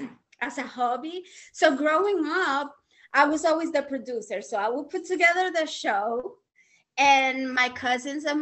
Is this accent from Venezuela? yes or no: yes; Venezuela; also born or lived in Queens, New York, United States; now in New York, United States; I was born in New York, then I went back to Venezuela with my mother